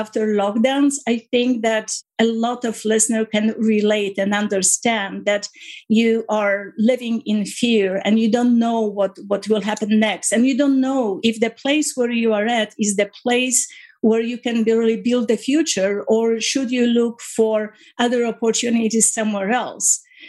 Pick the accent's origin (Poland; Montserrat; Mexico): Poland; now in Canada; When I was growing up in Poland, I was very much close to my parents in a very happy household with a 4 years older than I brother.